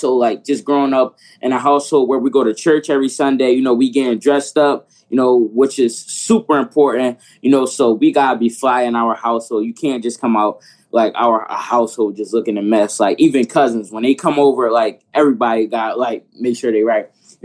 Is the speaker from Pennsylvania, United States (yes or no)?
yes; Philadelphia, Pennsylvania, United States; I'm from Philadelphia